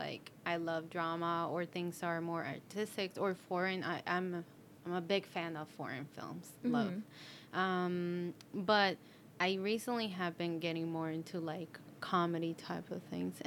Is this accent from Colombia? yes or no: yes; Colombia; English is a second language; now in United States; I'm technically from Colombia